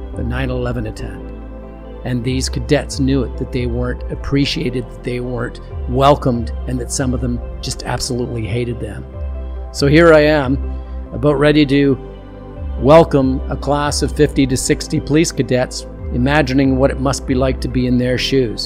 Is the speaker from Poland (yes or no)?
no; Canada; I'm from Canada